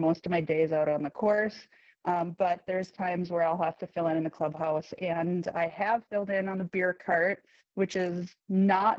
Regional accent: Benson, Minnesota, United States; also born or lived in Pennsylvania / Colorado; Benson, Minnesota is my hometown. This is the home course that I grew up on

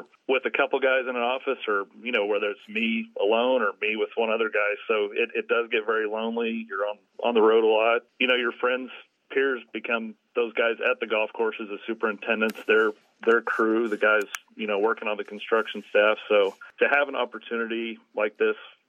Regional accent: Amarillo, Texas, United States; I grew up in Amarillo, so up in the Panhandle

